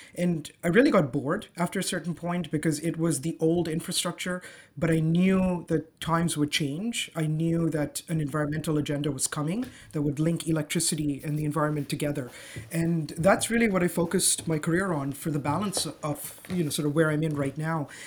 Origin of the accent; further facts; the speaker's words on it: Dubai, United Arab Emirates; also born or lived in Zanzibar; now in Toronto, Canada; I grew up, I was born and raised in Dubai